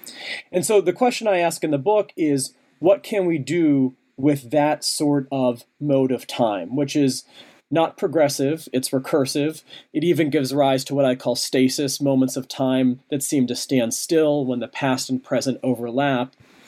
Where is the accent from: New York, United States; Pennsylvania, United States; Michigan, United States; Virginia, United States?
Pennsylvania, United States; Pittsburgh; I'm currently on a visiting faculty appointment at Carnegie Mellon University in Pittsburgh, my hometown.